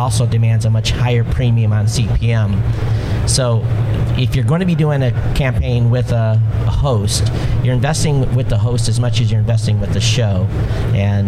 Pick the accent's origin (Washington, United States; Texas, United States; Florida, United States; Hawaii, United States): Hawaii, United States; I'm from Hawaii